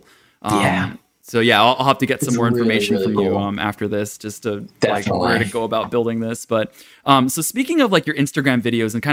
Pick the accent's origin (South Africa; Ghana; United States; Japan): Japan; Tokyo; I grew up in Tokyo